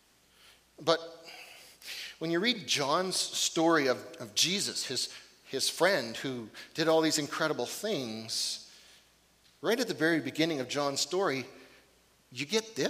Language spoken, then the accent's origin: English; Fort St. James, British Columbia, Canada; moved away; I think I left a little piece of my heart on top of Mount Pope, my hometown